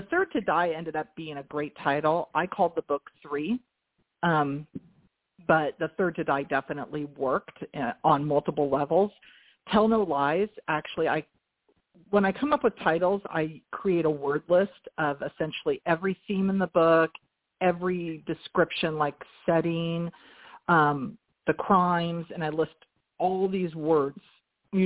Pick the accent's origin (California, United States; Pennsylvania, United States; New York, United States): California, United States; Northern; I'm from California, Northern California